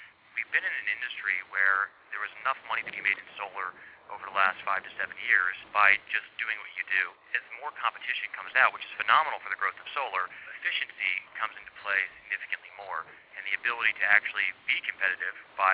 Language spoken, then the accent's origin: English; Nashville, Tennessee, United States; I'm from Nashville, Tennessee